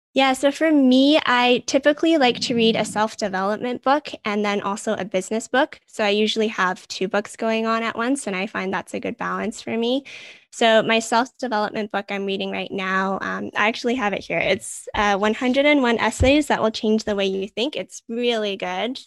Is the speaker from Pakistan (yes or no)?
no; Vancouver, British Columbia, Canada; I'm born and raised in Vancouver